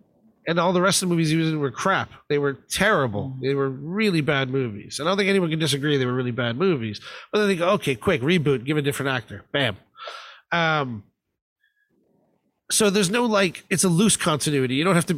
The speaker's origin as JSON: {"language": "English", "country": "United States", "tie": "born or raised there", "said": "I never was a Bond fan as a kid growing up in America."}